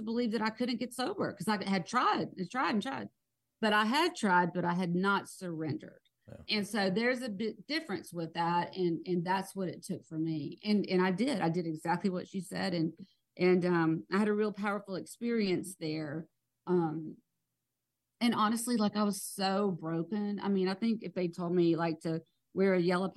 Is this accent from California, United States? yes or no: no; South Georgia, United States; I'm from South Georgia, and, you know, you don't air your dirty laundry. That was like, you know, what we all grew up